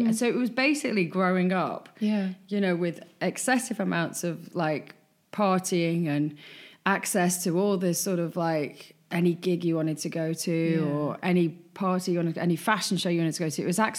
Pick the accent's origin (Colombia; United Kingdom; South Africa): United Kingdom; Wigan, North West England; I mean, I'm from Wigan, you know, and you know, you don't often get that on a Friday night. You know, having said that, being brought up in Wigan and going out in Wigan on a Friday night is still my favourite memories, you know?